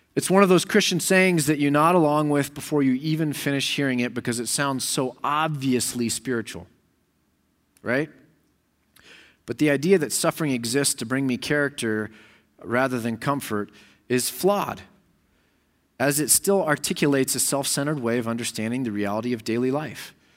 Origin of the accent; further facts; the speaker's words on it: United States; I'm an American